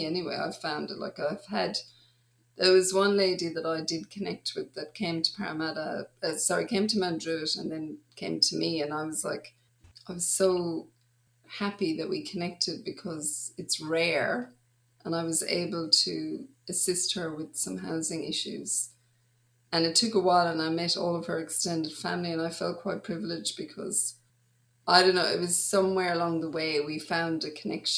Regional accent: Ireland; moved away as an adult; also born or lived in Dublin; now in Australia; I grew up in Ireland, but then I spent a lot of my adult life in Australia.

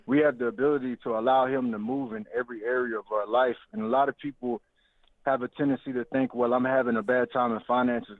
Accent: Louisiana, United States; I'm from Louisiana

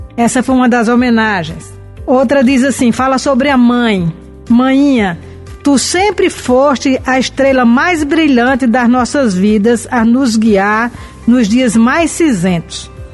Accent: Brazil; moved away

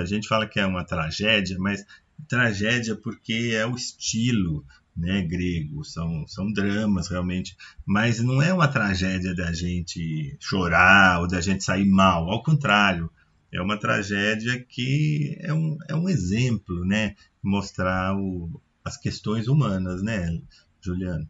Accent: Brazil; a gente é brasileiro

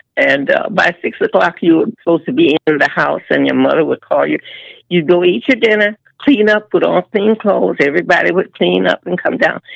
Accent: Chicago, Illinois, United States; I was born and raised in Chicago on the west side

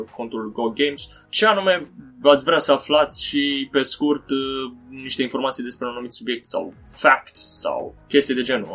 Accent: Romania; noi, uh, ca și români

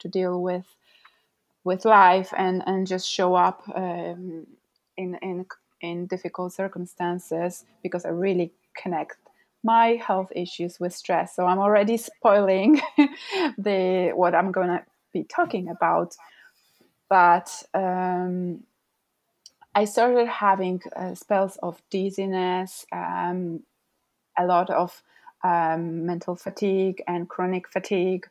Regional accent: Poland; moved away as an adult; now in London, United Kingdom; I come from Poland, but I currently have lived in London for about 8 years now

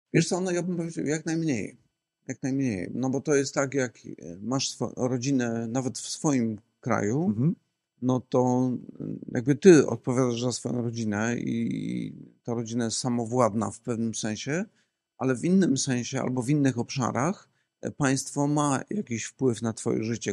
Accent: Poland; my też jako Polacy

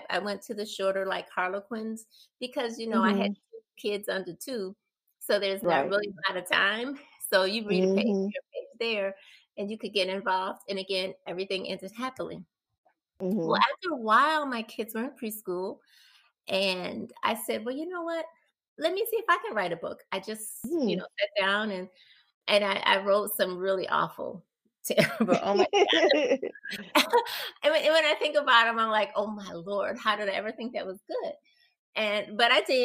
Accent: Chicago, Illinois, United States; I grew up in the South Side, but our little block and actually our little community was like a small town in a way

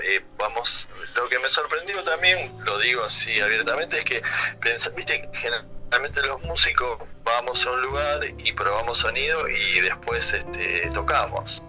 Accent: Pergamino, Buenos Aires Province, Argentina; now in Buenos Aires, Argentina; cuando vine a vivir a Buenos Aires, pues yo soy de Pergamino

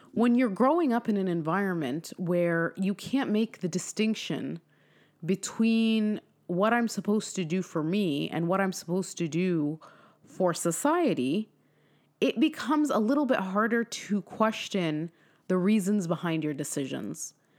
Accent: California, United States; moved away; I'm from California

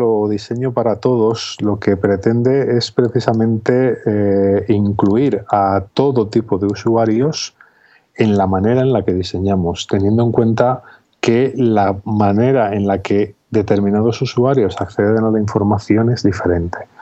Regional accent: Zamora, Castile and León, Spain; also born or lived in Valladolid; now in Salamanca, Spain; yo nací hace 42 años en Zamora

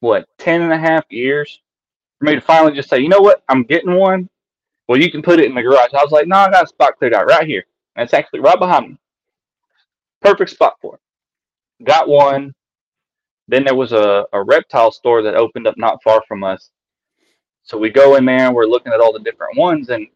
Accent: East Texas, United States; I grew up in East Texas

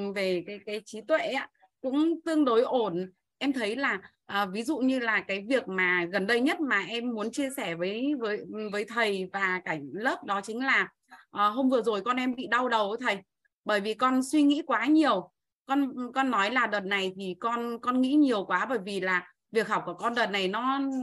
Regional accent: Bac Ninh, Vietnam; em đến từ Bắc Ninh

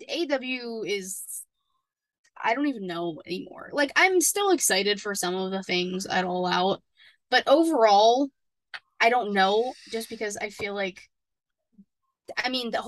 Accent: Pittsburgh, Pennsylvania, United States; I'm from Pittsburgh, so is she.

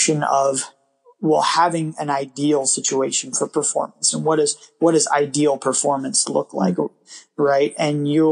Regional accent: Yucaipa, California, United States; the Yucaipa Road Race, which is in my hometown and very near my home

